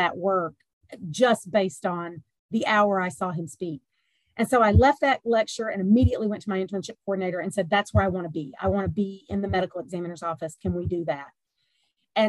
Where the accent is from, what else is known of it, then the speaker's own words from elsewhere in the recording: the South, Georgia, United States; also born or lived in Pennsylvania; I am a warm weather bird, born and raised in the South. And so I came back home.